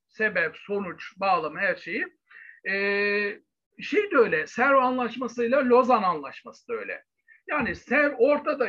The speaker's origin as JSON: {"language": "Turkish", "region": "Bursa", "country": "Turkey", "moved": "yes", "said": "aslen Bursalıyım. Ta içinden, göbenden, yerlisinden, e, Dürdane köyünden a, aslımız."}